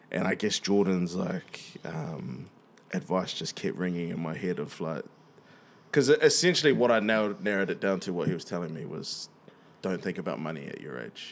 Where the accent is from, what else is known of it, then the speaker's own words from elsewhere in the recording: Wellington, New Zealand; we grow in Wellys